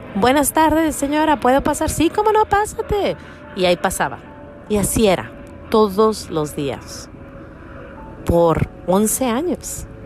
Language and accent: Spanish; Mexico; now in United States; En mi pueblo, cuando yo estaba creciendo, todo el mundo andaba en la calle, todos los chiquillos andaban corriendo. Eran los ochentas, estamos hablando de México en los ochentas